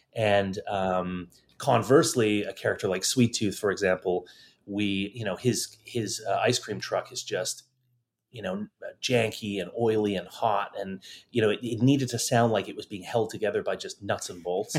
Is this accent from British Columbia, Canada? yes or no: no; Toronto, Ontario, Canada; moved away as an adult; also born or lived in London / Los Angeles; in my hometown of Toronto